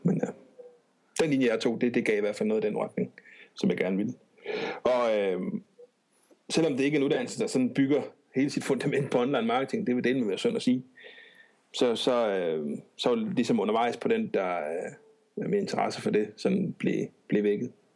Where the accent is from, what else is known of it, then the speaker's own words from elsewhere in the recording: Odense, Southern Denmark, Denmark; bor og opholder og arbejder, og hvad jeg nu ellers kan finde på i Odense. Øh, født og opvokset